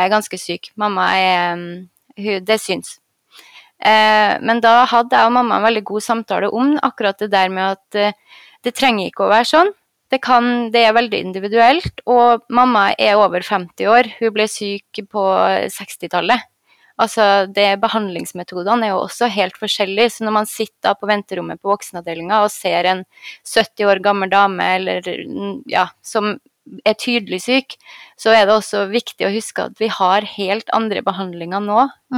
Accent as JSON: {"language": "Norwegian", "town": "Trondheim", "region": "Trøndelag", "country": "Norway", "also_born_or_lived": "Oslo", "moved": "as an adult", "said": "Jeg var på St. Olav, for jeg er jo fra Trondheim"}